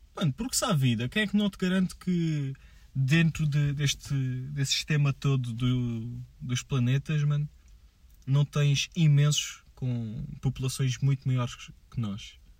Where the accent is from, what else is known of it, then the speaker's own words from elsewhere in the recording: Portugal; eu sou português